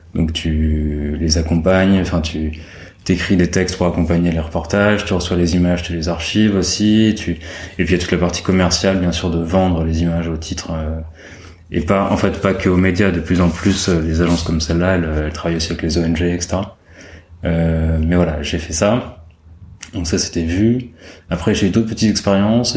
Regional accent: Paris, Île-de-France, France; j'ai grandi à Paris.

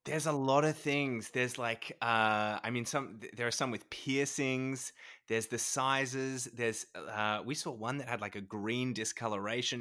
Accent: New South Wales, Australia; now in Victoria, Australia; I'm originally from New South Wales

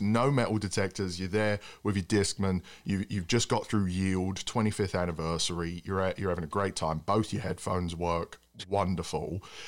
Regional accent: England, United Kingdom; now in United States; being an Englishman

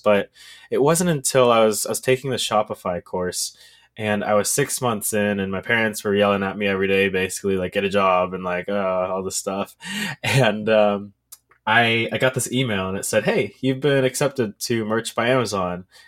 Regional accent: Texas, United States; I am from Texas

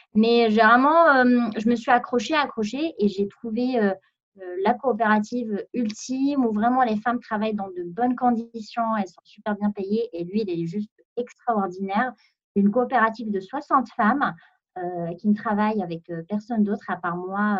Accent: Meknes, Fès-Meknès, Morocco; moved away as an adult; now in France; j'ai grandi, j'ai vécu au Maroc pendant 20 ans

